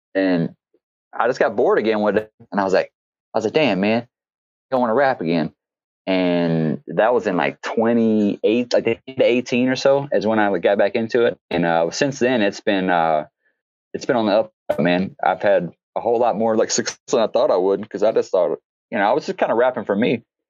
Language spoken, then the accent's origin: English; Louisiana, United States; moved away; I'm from Louisiana